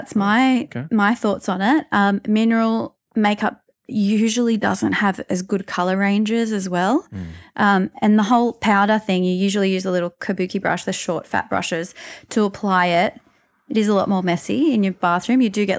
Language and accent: English; Newcastle, New South Wales, Australia; moved away; I am from Newcastle originally.